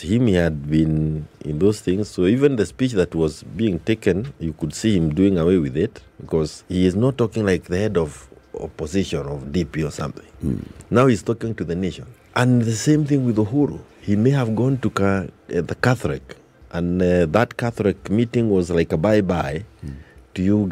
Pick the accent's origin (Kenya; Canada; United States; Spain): Kenya; we as Kenyans